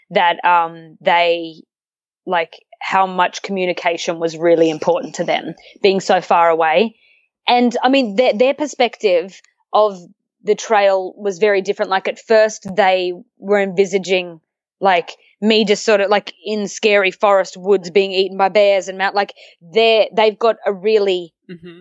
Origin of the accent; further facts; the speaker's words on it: Australia; I come from Australia